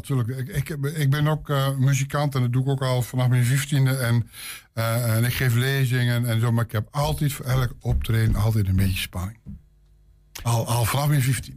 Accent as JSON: {"language": "Dutch", "town": "Rouveen", "region": "Overijssel", "country": "Netherlands", "tie": "born or raised there", "moved": "yes", "lives_now": "Zwolle, Netherlands", "said": "ik ben geboren en opgegroeid in Staphorst, Roveen."}